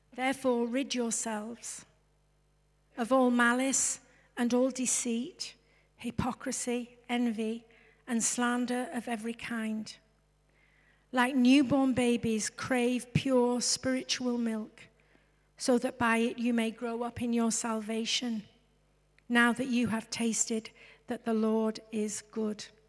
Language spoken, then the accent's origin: English; England, United Kingdom; I'm English.